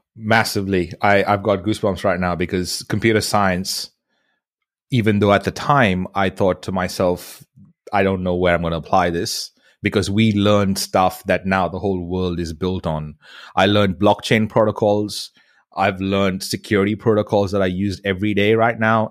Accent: India; moved away as an adult; now in Australia; I grew up in India

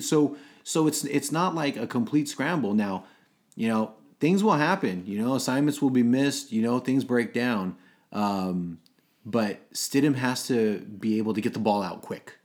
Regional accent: Los Angeles, California, United States; I was born in Los Angeles, so I was an L A Raider

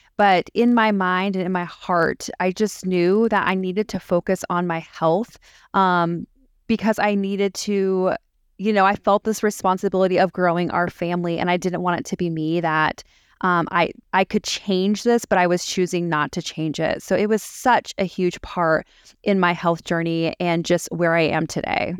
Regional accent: San Diego, California, United States; also born or lived in Las Vegas, Nevada / Charlotte, North Carolina; now in Greenville, United States; I'm originally from San Diego, California, and I currently live in Greenville, South Carolina with my family.

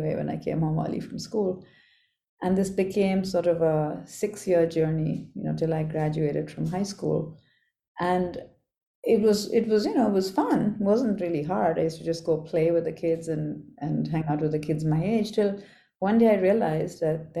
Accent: Kolkata, West Bengal, India; I grew up as the youngest of three girls in Calcutta. So my teen years, early childhood and teen years were spent growing up in Calcutta.

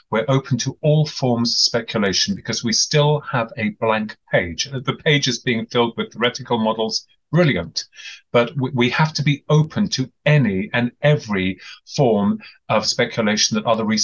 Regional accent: England, United Kingdom; um, I'm from England

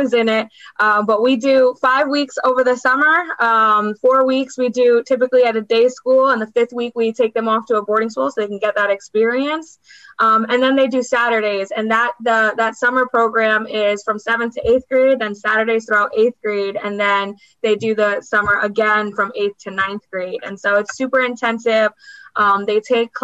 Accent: New York, United States; I was born in New York, and I think we're a different breed

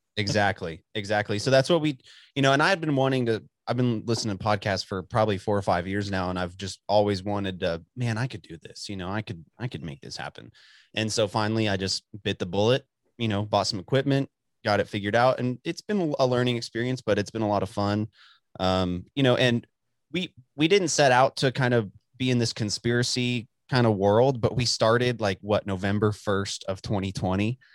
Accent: Dallas, Texas, United States; also born or lived in Amarillo area; I'm born and raised in Texas my whole, like, lived here most of my life

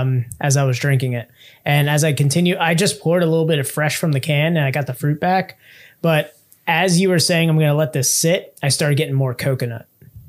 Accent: United States; Yeah, I'm American.

